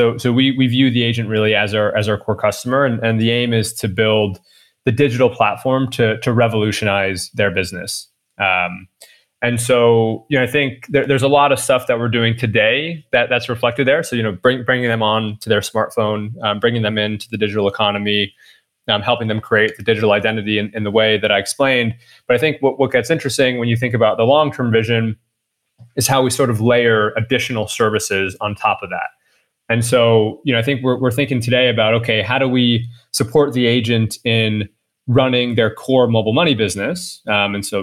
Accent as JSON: {"language": "English", "country": "United States", "moved": "yes", "said": "as an American"}